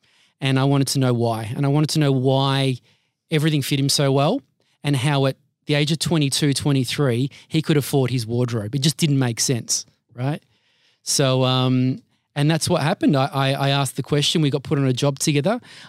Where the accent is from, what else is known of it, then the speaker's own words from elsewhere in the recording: Altona, Victoria, Australia; Yeah, so I'm the middle child of two Maltese immigrants. They moved here in 73. And I have two sisters and grew up in the west side of Melbourne, so suburbs of Altona, and now living and residing